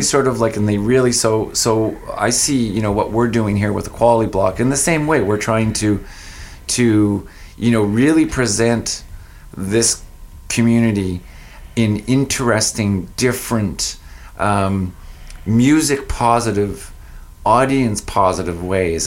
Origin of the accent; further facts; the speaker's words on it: Fredericton, New Brunswick, Canada; moved away as an adult; also born or lived in Ontario / Sackville, New Brunswick; now in Saint John, Canada; I went to Fredericton, which is my hometown, thinking I'd move back to my hometown